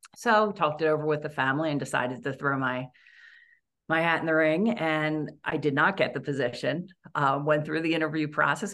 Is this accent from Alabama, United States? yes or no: no; Audubon, Pennsylvania, United States; now in Los Angeles, United States; I grew up in Audubon, Pennsylvania